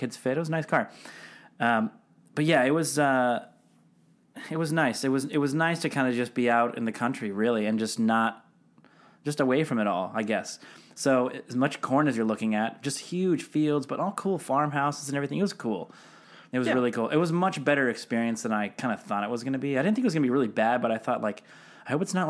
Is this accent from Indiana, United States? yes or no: no; Seattle, Washington, United States; moved away; I grew up in Seattle adjacent, basically. But yeah, basically in Seattle, which I don't know if it's a, would you call it a major city? It's a big old city.